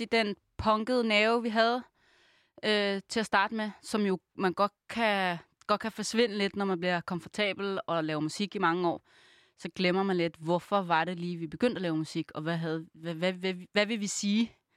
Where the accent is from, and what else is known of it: Copenhagen, Capital Region of Denmark, Denmark; born or raised there